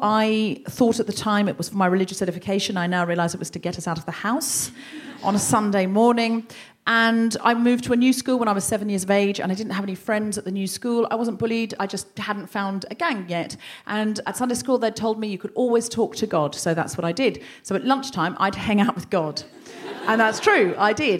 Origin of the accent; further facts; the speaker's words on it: Australia; now in London, United Kingdom; I'm from Australia, my whole childhood was basically praying in the bush.